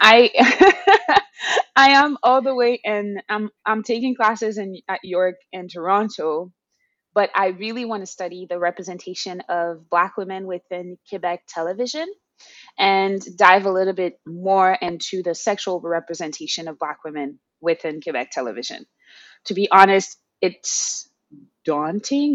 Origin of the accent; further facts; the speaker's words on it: Haiti; moved away as an adult; now in Montreal, Canada; I was born and raised in Haiti, as you mentioned, and I emigrated to Turtle Island, we regularly called Canada